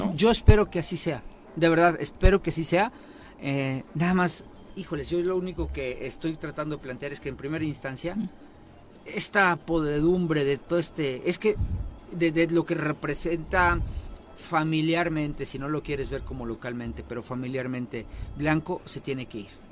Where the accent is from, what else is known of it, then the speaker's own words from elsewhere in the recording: Tetecala, Morelos, Mexico; en mi pueblo de Tecala